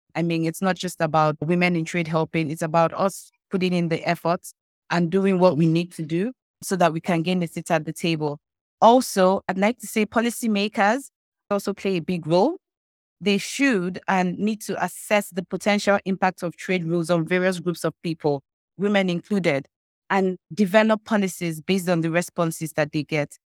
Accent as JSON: {"language": "English", "region": "eastern Nigeria", "country": "Nigeria", "said": "I'm from the eastern part of Nigeria."}